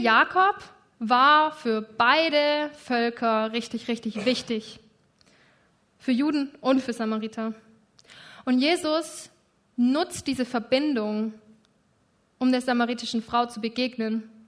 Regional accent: Germany; Ich bin Deutsche und ich lebe in Deutschland.

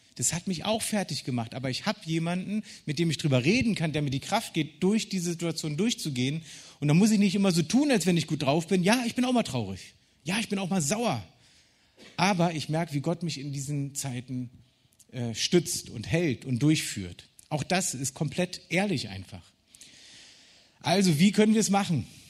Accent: Berlin, Germany; Ich als Berliner

